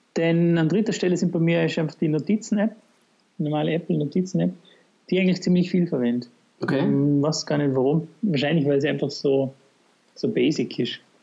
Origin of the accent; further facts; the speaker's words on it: Vorarlberg, Austria; bei uns in Vorarlberg